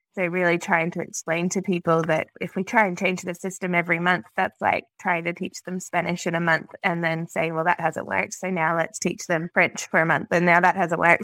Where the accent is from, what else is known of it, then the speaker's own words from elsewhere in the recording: Australia; I'm a Australian speech pathologist